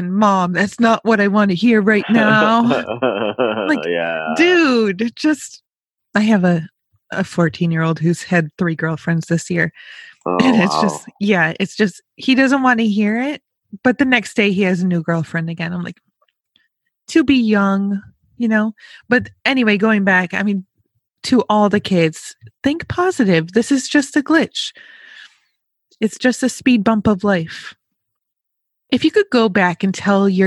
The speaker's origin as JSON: {"language": "English", "region": "Western New York", "country": "United States", "tie": "born or raised there", "said": "I grew up on the East Coast in Western New York."}